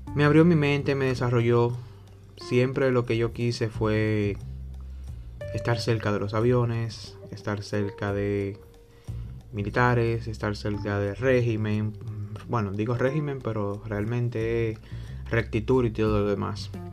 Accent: Dominican Republic; soy de la República Dominicana

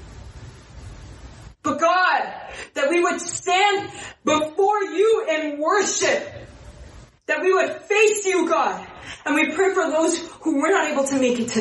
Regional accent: New York City, New York, United States; as a New Yorker

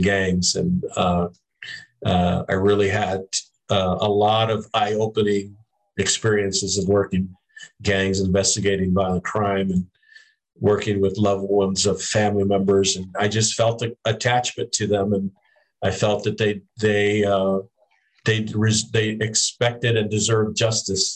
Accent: Tucson, Arizona, United States; I was from Tucson

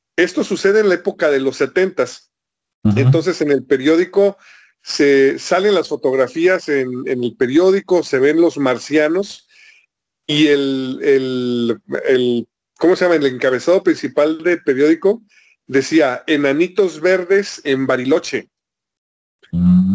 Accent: Guadalajara, Jalisco, Mexico; now in Tijuana, Mexico; Esto lo escuché yo todavía viviendo en Guadalajara. Yo estoy ahorita en Tijuana, pero yo soy de Guadalajara.

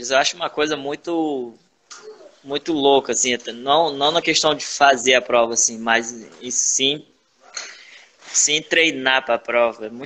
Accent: Northeast Region, Brazil; Eu sou nordestino, né, cara? Então, farofa é comigo mesmo.

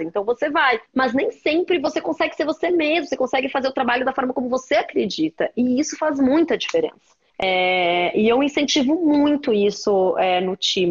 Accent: Porto Alegre, Rio Grande do Sul, Brazil; eu sou de Porto Alegre

